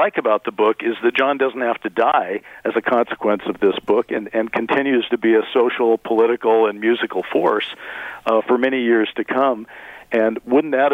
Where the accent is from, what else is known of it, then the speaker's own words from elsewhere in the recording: Oregon, United States; now in Los Angeles, United States; I'm from Oregon originally.